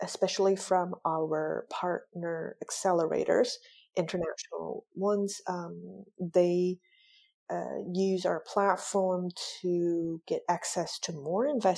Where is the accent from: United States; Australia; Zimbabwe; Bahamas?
United States; Michigan; moved away as an adult; also born or lived in Taiwan / Chicago / Hong Kong; now in Zurich, Switzerland; I grew up in Michigan